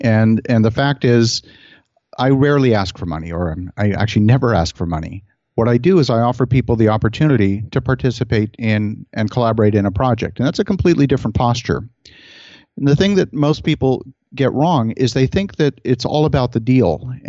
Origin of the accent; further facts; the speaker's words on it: Halifax, Nova Scotia, Canada; now in Ottawa, Canada; I grew up actually mostly in Halifax, Nova Scotia.